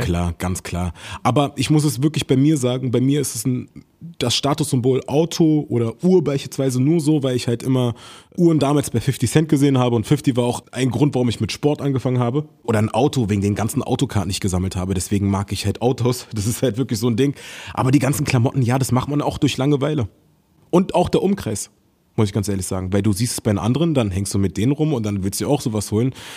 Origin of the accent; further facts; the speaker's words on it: Berlin, Germany; ich bin in Berlin groß geworden